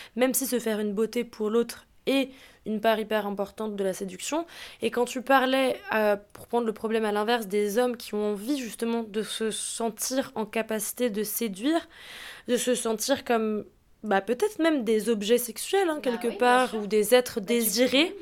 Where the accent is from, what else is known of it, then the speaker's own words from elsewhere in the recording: Alsace, Grand Est, France; je suis alsacienne